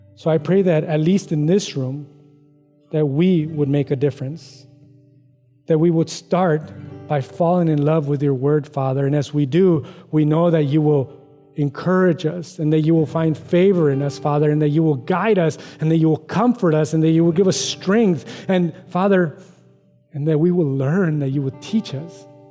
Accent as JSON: {"language": "English", "country": "United States", "said": "I'm an American, Mexican American"}